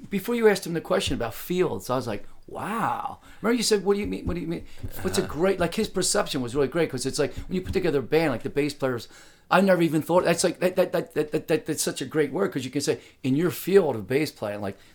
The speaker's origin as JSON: {"language": "English", "town": "Philadelphia", "region": "Pennsylvania", "country": "United States", "tie": "born or raised there", "also_born_or_lived": "Darby, Pennsylvania, United States", "said": "I was born out there near Southwest Philadelphia, you know, Darby, PA, you know, mm-hmm."}